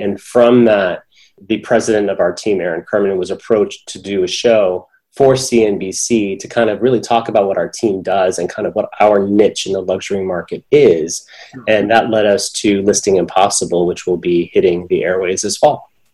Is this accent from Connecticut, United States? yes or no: no; San Francisco, California, United States; moved away as an adult; now in Los Angeles, United States; I grew up in San Francisco, but my okay. family is uh, is from India and Pakistan